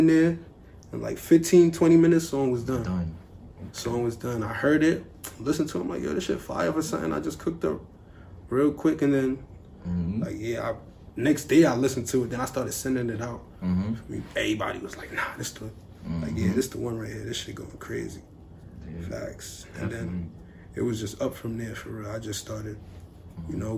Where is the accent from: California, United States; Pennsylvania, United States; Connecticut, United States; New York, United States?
New York, United States; New York City; I'm from Brooklyn, you know, the drill shit is heavy out there.